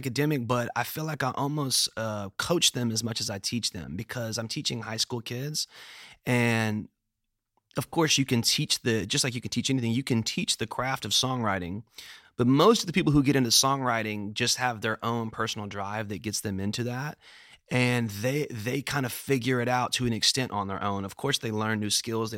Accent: Memphis, Tennessee, United States; I am. I was born and raised actually like a block or two away from here. I was born on Nelson, which is right around the corner.

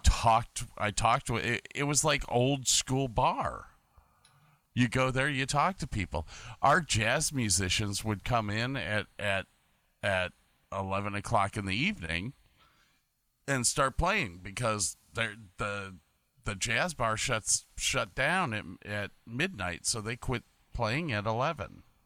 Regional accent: Medina, Ohio, United States; now in Woonsocket, United States; I'm originally from Medina, Ohio, but I live in Woonsocket right now

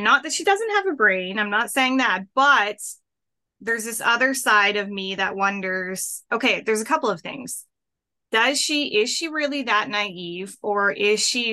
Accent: Canada; I'm Canadian

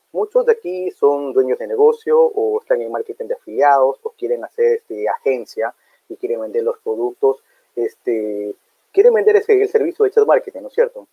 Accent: Ecuador; Soy de Ecuador, soy de segunda generación

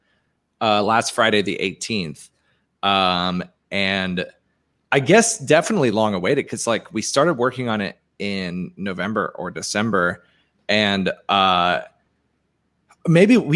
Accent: Guernsey; now in Tampa, United States; I'm from a small 5x7 square mile island called Guernsey in the British Channel

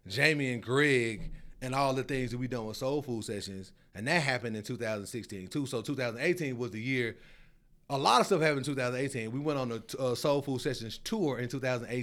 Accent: Memphis, Tennessee, United States; moved away as an adult; also born or lived in Arizona; now in Charlotte, United States; I'm from Memphis

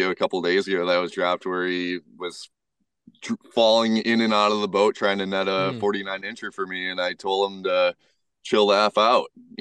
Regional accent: Madison, Wisconsin, United States; moved away as an adult; now in northern Wisconsin, United States; growing up in Madison, you always had friends to do stuff

